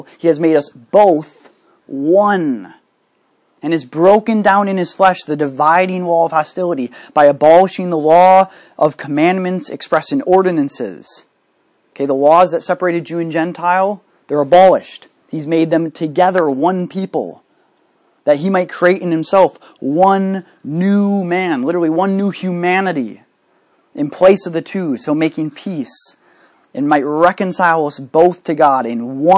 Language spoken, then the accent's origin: English; United States; I'm an American citizen